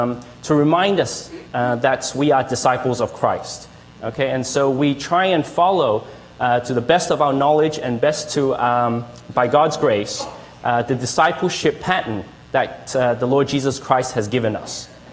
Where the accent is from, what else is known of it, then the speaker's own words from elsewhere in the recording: Australia; accent: Australian; now in Canada; I was born in Australia and I grew up there. And that's why you will probably hear a hint of an Australian accent. Yeah, but when we came to Canada